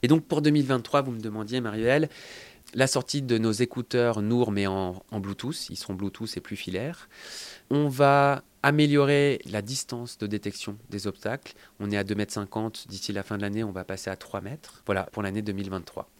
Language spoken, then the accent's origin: French; Lyon, Auvergne-Rhône-Alpes, France; nous, on est lyonnais. Donc, on a commencé à Lyon